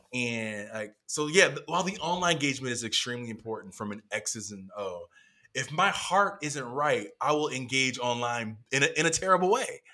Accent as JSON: {"language": "English", "region": "North Carolina", "country": "United States", "tie": "born or raised there", "said": "I grew up in North Carolina"}